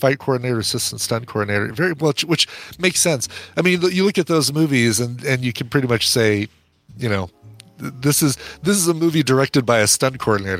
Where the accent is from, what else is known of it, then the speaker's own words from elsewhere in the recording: Colorado, United States; I'm from Colorado.